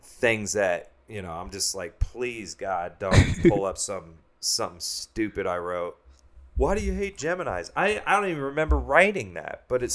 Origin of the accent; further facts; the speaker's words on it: Shawnee, Kansas, United States; I'm from Shawnee, yeah. Oh. Shawnee, Kansas.